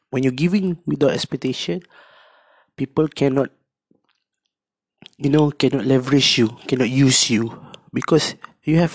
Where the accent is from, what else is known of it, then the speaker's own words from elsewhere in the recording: Malaysia; Cakap uh, kami orang Malaysia.